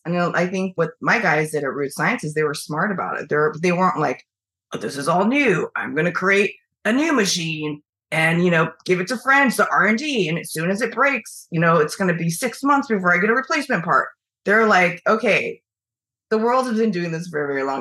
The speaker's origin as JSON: {"language": "English", "town": "Eugene", "region": "Oregon", "country": "United States", "tie": "born or raised there", "also_born_or_lived": "China / Washington State / San Francisco", "moved": "as an adult", "lives_now": "New York, United States", "said": "I grew up in Eugene"}